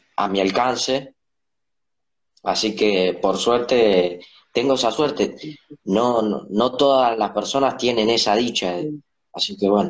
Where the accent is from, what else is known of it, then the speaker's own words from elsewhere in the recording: Paraná, Entre Ríos, Argentina; soy de Paraná.